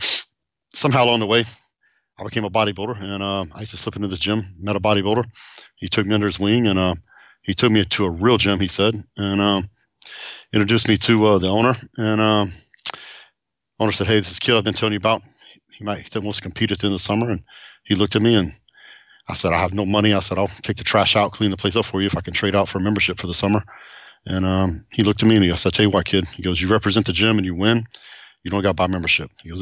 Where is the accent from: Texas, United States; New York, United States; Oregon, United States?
Texas, United States; Seymour; also born or lived in Tyler, Texas; now in Southlake, United States; I was born in Tyler, Texas, but I grew up in Seymour, Texas